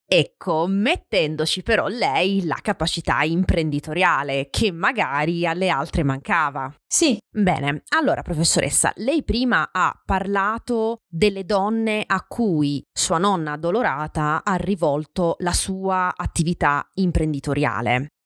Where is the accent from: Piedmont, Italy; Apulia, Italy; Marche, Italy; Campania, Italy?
Apulia, Italy; Francavilla Fontana; del mio paese, Franca Villafontana